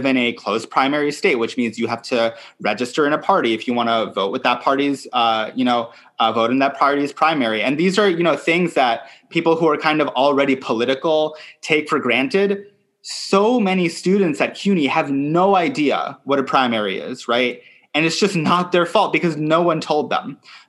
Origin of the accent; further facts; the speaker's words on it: New York City, New York, United States; oh, okay, yes, the climate crisis affects me as a New Yorker and as a citizen of the world, right?